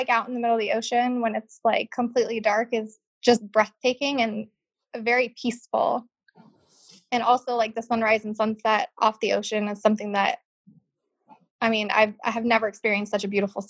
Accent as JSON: {"language": "English", "region": "Scotland", "country": "United Kingdom", "tie": "born or raised there", "also_born_or_lived": "Spain", "moved": "yes", "lives_now": "United States", "said": "I grew up between part of my life in Scotland and then part of my life in Spain."}